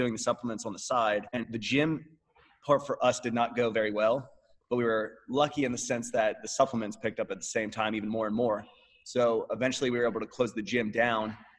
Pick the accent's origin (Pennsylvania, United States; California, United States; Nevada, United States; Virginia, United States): Pennsylvania, United States; moved away as an adult; now in Austin, United States; we're from Pennsylvania, and we were just operating out of Pennsylvania.